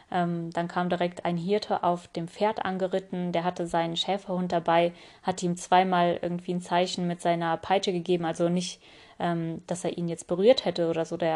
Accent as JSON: {"language": "German", "town": "Tokmak", "region": "Chuy Region", "country": "Kyrgyzstan", "tie": "born there", "said": "Ich bin ja in Kirgisistan geboren und zwar in der Stadt Tokmak"}